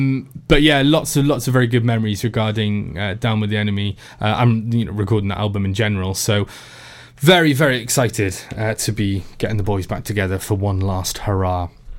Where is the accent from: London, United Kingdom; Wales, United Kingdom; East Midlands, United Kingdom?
Wales, United Kingdom; Tenby; I'm from Tenby